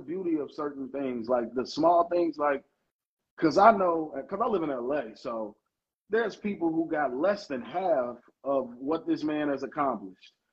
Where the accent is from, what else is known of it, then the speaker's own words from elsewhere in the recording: Chicago, Illinois, United States; my favorite show in my hometown again, like Hardball